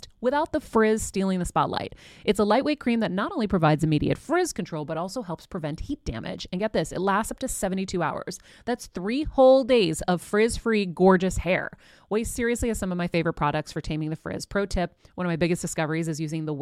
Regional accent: Greece; first language Greek; English is a second language; moved away; Greek was my first language.

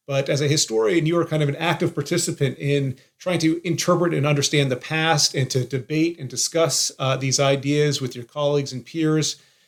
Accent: Massachusetts, United States; I think an interest in history really was sparked growing up in Massachusetts and being surrounded by all these incredible historic sites

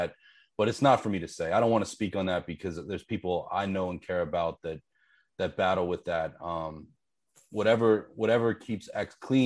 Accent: Pittsburgh, Pennsylvania, United States; I grew up in Pittsburgh, which is 2 hours from Cleveland

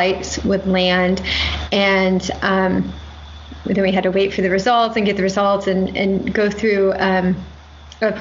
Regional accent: Midwest, United States; moved away; also born or lived in Indiana / Atlanta; So I grew up in the Midwest

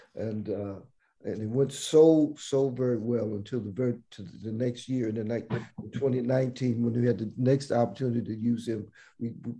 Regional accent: Washington, District of Columbia, United States; we grew up in Washington, D.C.

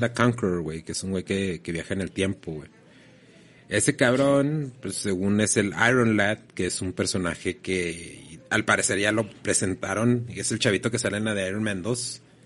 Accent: Mexico; como mexicanos

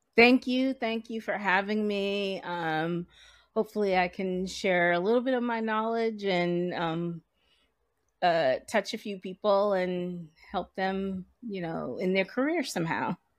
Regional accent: Providence, Rhode Island, United States; moved away as an adult; now in New York, United States; I am originally from Providence, Rhode Island, and, uh, grew up there.

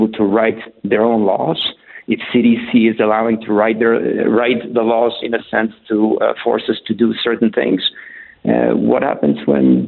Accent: Poland; moved away as an adult; also born or lived in Germany / Canada; now in Colorado, United States; I was born in Poland in the 60s.

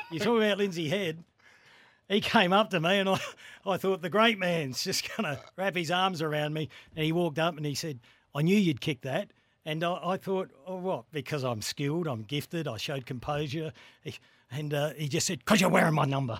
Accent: Greenacres, South Australia, Australia; I grew up in Green Acres, so I played for Green Acres initially

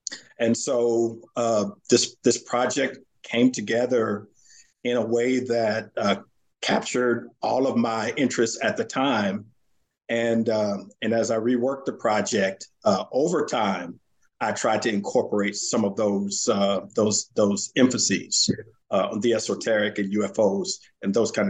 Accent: Santa Ana, California, United States; now in Virginia, United States; I grew up in Southern California, in Santa Ana, California, which is just south of Los Angeles.

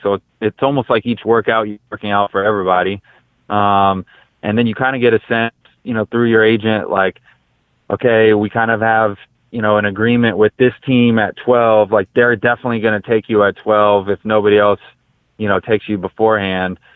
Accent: Brownsburg, Indiana, United States; I grew up obviously in Brownsburg, which is which is close to Butler

